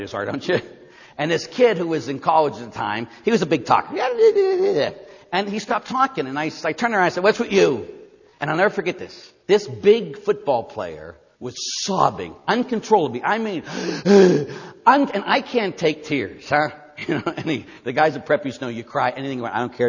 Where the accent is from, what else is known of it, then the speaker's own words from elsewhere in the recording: Pittsburgh, Pennsylvania, United States; I'm from Pittsburgh. Can you tell? I say yins a lot